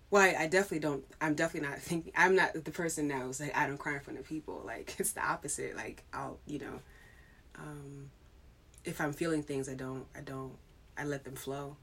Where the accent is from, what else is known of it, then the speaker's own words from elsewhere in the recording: New York, United States; growing up in New York